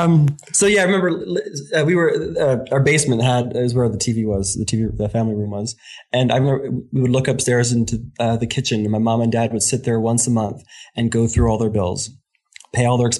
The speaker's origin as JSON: {"language": "English", "town": "Warminster", "region": "Pennsylvania", "country": "United States", "tie": "born or raised there", "moved": "yes", "said": "we were living just outside of Philadelphia."}